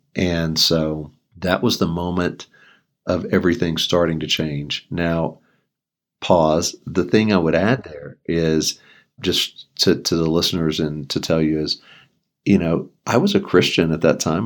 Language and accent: English; a town near Houston, Texas, United States; moved away as an adult; now in Colorado Springs, United States; I grew up in Texas, was there the first twenty-seven years of my life in a, a town near Houston